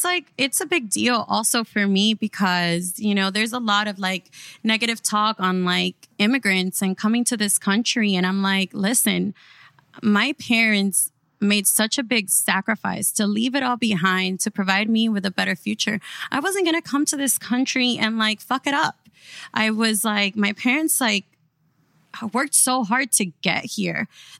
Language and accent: English; Miami, Florida, United States; throughout reality TV and just growing up in Miami, we have realized that there's like this stigma that surrounds who Miami is